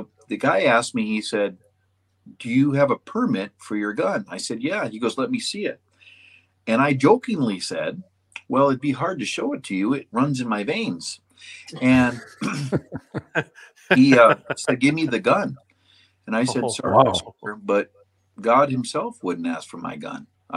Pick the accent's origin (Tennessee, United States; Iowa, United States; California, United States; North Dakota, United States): North Dakota, United States; Western; I'm from Western North Dakota. It is a different country.